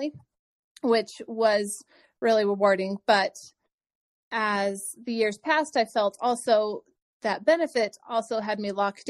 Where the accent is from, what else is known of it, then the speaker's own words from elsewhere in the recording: Wyoming, United States; I was growing up in Wyoming and they have a great school of pharmacy program